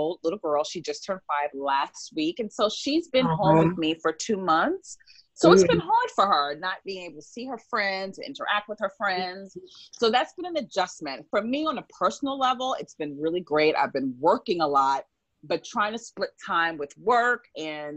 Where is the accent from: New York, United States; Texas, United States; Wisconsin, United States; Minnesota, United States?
New York, United States; New York City; now in West Hollywood, United States; a Black child growing up in Harlem